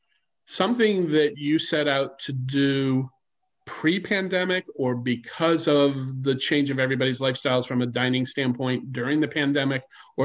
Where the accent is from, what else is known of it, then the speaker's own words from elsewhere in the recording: suburban Detroit, Michigan, United States; now in Atlanta, United States; part of my childhood was spent in suburban Detroit.